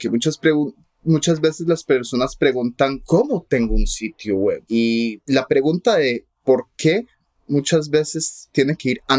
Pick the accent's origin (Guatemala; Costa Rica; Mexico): Costa Rica; Spanish is a second language; Entonces yo fui a una escuela pública en Costa Rica y aprendí por medio del sistema educativo que hay en Costa Rica.